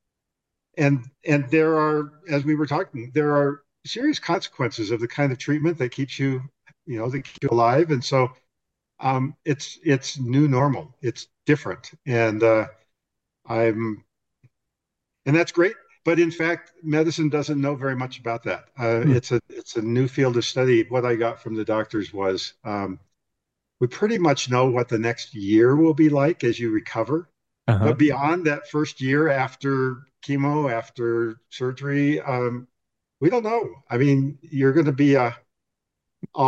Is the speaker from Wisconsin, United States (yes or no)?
yes; Wisconsin, United States; now in Utah, United States; I grew up in Wisconsin